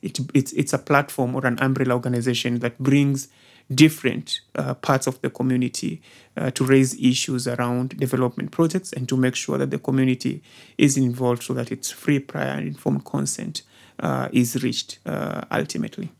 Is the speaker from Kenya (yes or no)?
yes; Kwale, Kwale County, Kenya; moved away as an adult; also born or lived in Lamu; now in Nairobi, Kenya; I was born, uh, in the coastal province, the coastal region, uh, specifically a place called Kwale